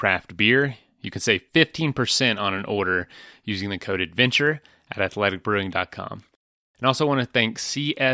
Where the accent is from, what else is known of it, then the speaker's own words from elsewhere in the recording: Florida, United States; growing up on the ocean in Florida